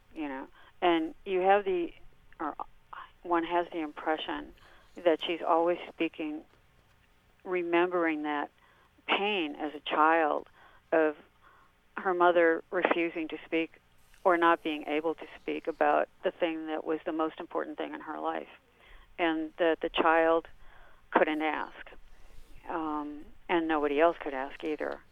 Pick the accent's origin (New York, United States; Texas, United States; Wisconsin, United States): Wisconsin, United States; I'm from Wisconsin